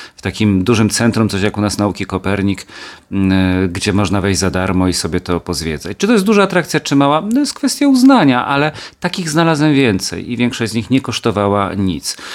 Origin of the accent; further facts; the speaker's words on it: Kielce, Świętokrzyskie Voivodeship, Poland; moved away; also born or lived in Gliwice / Katowice; Kielce moje rodzinne